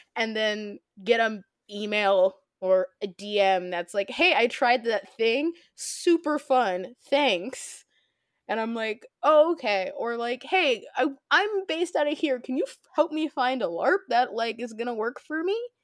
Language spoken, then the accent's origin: English; Midwest, United States; I'm from the Midwest